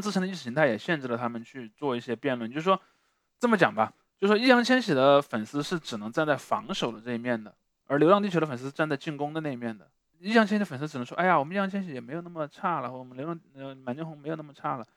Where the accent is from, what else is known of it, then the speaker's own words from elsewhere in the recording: Sichuan, China; 我是个四川人，第二呢，我是个理科班的学生